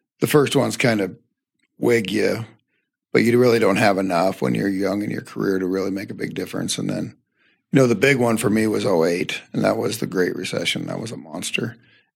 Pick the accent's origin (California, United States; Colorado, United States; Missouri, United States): Colorado, United States; Northern; Your little office right here is 2 miles from where I grew up. I grew up just east of here on a farm and family farm